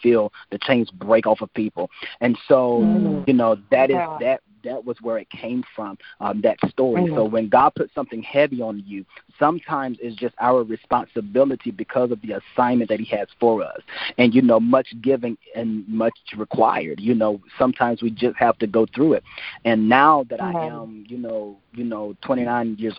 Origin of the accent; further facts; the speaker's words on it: United States; my hometown in Washington